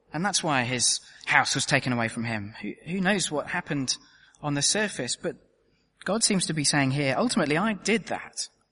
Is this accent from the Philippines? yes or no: no; United Kingdom; as a Brit